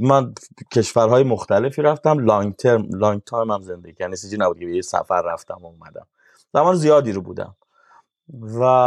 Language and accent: Persian; Shiraz, Fars, Iran; moved away as an adult; now in Sydney, Australia; تو محله که ما بزرگ شدیم مالی آباد شیراز